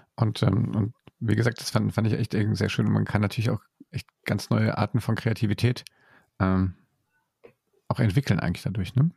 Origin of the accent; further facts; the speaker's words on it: Germany; hier bei uns in Deutschland